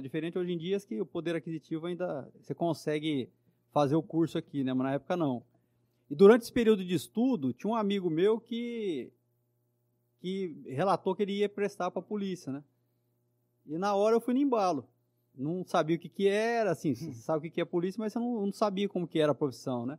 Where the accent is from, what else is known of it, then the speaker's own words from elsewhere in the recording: São José do Rio Preto, São Paulo, Brazil; eu nasci aqui em Rio Preto mesmo